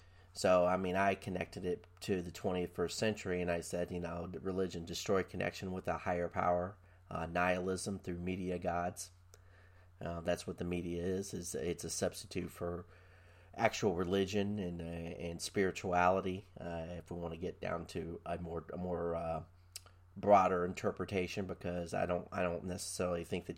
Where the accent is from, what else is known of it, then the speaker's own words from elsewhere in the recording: Quantico, Virginia, United States; born there; I was born in Quantico, Virginia.